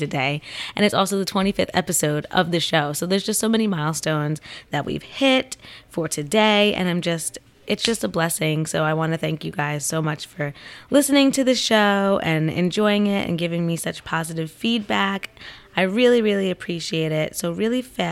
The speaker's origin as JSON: {"language": "English", "region": "Central New Jersey", "country": "United States", "said": "Central New Jersey, where I'm from."}